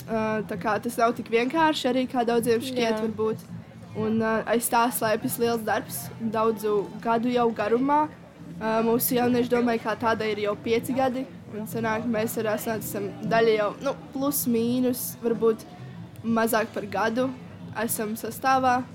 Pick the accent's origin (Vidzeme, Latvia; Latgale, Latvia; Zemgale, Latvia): Latgale, Latvia; Līvāni; Un mēs esam no Līvāniem, precīzāk pārstāvam Līvānu no jauniešu domu.